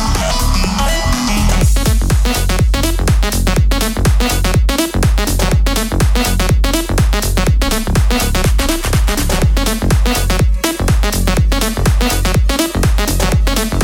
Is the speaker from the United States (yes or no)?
no; Veenendaal, Utrecht, Netherlands; here we are back in the studios in Veenendaal. It's my hometown, my home place.